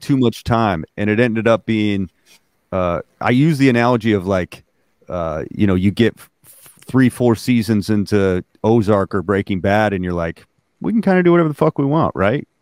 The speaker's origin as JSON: {"language": "English", "region": "Alaska", "country": "United States", "tie": "born or raised there", "said": "I, was born and raised in Alaska"}